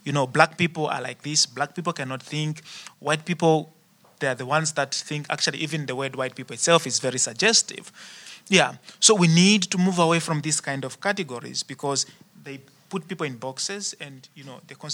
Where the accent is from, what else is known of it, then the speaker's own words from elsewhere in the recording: South Africa; now in Netherlands; I don't know how, how, how it is here in the Netherlands. I'm coming from South Africa, and at the moment in South Africa, people talk a lot about race.